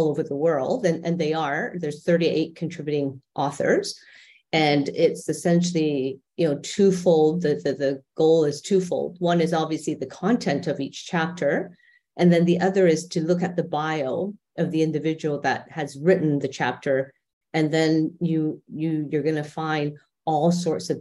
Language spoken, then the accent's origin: English; Canada; moved away as an adult; now in Dubai, United Arab Emirates; I'm Canadian and my husband and I have been expats for quite a long time.